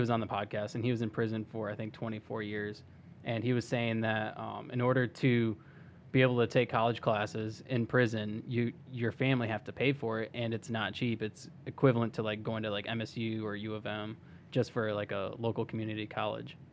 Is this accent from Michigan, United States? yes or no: yes; Charlotte, Michigan, United States; I also kinda grew up in Charlotte